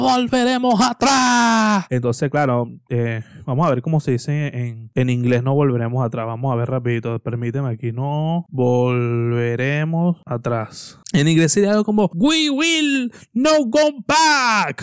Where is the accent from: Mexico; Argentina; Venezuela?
Venezuela; yo hablo como venezolano